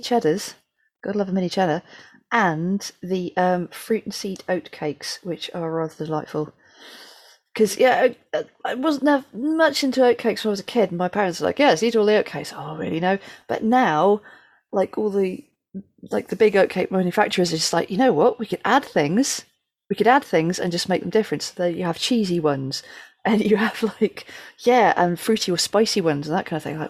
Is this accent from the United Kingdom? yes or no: yes; United Kingdom; we're two British poets